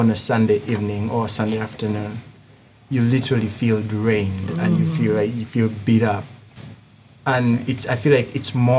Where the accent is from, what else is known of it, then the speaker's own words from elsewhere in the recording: Uganda; accent: thick accent; moved away; I come from Africa, Uganda